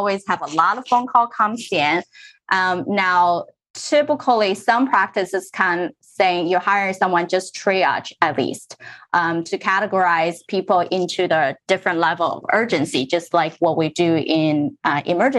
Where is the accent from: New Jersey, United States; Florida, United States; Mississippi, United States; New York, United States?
New Jersey, United States; also born or lived in Middlesex County, New Jersey; Growing up in Central Jersey, I was actually in Berkshire County when I was little, and then we moved to Middlesex County.